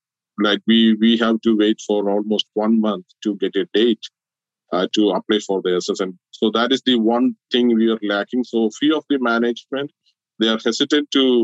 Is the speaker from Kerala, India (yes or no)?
yes; Kerala, India; moved away as an adult; now in United States